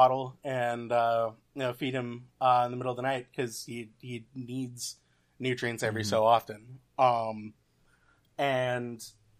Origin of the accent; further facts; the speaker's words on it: Atlanta, Georgia, United States; also born or lived in Louisville; now in Charlotte, United States; I actually grew up in Atlanta. I was born in Louisville, Kentucky, and moved there after, you know, a year or so. So I've been a Georgia boy since, mm-hmm. you know, day one, pretty much.